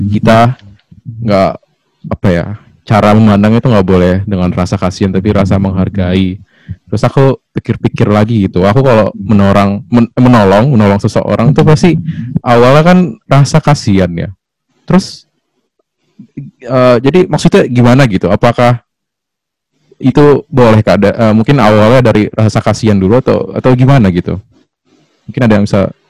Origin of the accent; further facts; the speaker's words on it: Bekasi, West Java, Indonesia; asal Bekasi kak Yuli